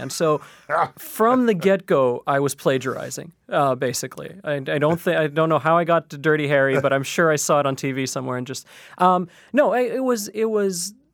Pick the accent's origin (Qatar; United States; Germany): Qatar; moved away as an adult; now in Canada; I grew up in Qatar in the Middle East, and the idea was that you would go to school and then you would become a lawyer or an engineer or a manager of some sort.